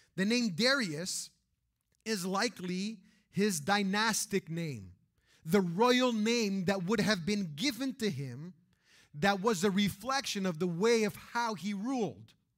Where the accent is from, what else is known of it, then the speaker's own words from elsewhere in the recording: Canada; we grew up in Canada